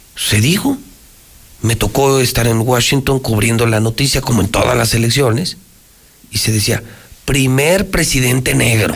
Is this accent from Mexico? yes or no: yes; Mexico; soy romano, mexicano, trianero